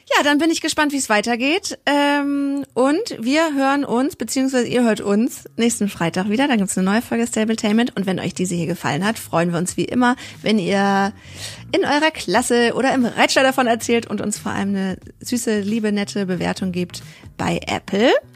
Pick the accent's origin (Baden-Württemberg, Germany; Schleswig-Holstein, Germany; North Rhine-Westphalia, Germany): North Rhine-Westphalia, Germany; NRW; Bei uns in NRW